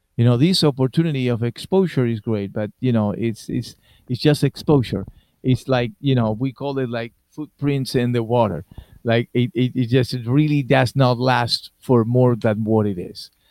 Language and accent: English; Argentina; English is a second language; moved away as an adult; I was born in Argentina and I play in Argentina